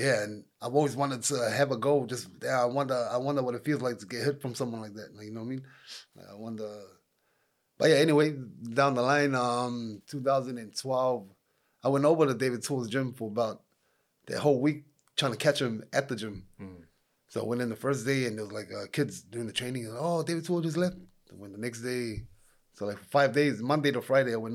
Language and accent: English; Auckland, New Zealand; I grew up in Mangere, bro. I grew up in Mangere out there in Vine Street.